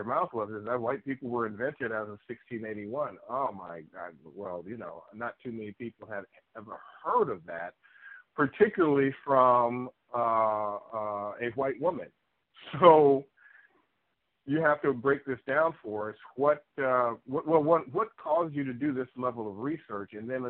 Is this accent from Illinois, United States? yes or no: yes; Chicago, Illinois, United States; St. Xavier University in Chicago, my hometown.